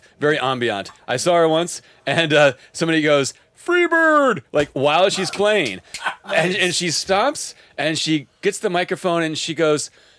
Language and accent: English; Illinois, United States; I'm from Illinois.